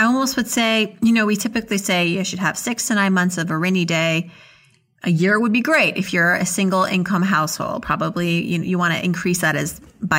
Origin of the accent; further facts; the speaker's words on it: Worcester, Massachusetts, United States; born there; Where in Massachusetts? I was born in Worcester.